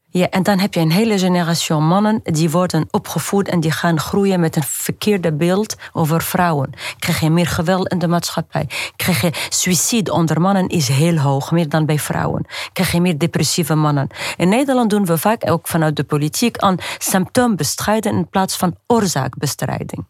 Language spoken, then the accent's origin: Dutch; Tunisia; moved away; ik ben opgegroeid in Tunesië tussen harem vrouwen